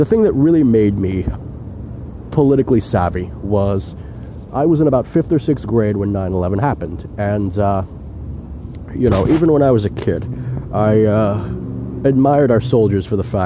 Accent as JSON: {"language": "English", "town": "New York City", "region": "New York", "country": "United States", "tie": "born or raised there", "said": "I was born and raised in New York City my whole life"}